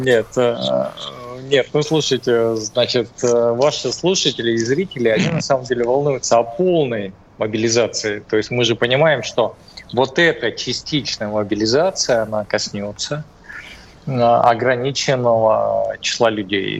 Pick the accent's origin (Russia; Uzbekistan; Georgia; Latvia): Russia; Cis-Urals; я из Придуралья, да, значит, э, Урал, наверное, более суровый